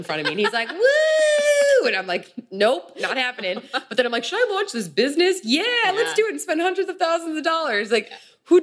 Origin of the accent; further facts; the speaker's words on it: Chicago, Illinois, United States; moved away as an adult; now in California, United States; growing up in Chicago, growing up in the Midwest